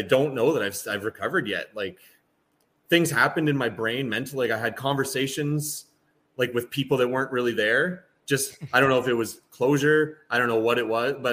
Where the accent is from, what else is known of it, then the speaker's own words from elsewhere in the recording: Ontario, Canada; I'm Canadian